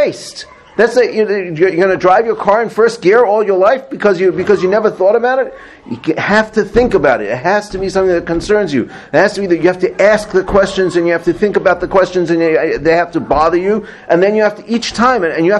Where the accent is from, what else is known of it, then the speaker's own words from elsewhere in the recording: South Africa; moved away; I grew up in South Africa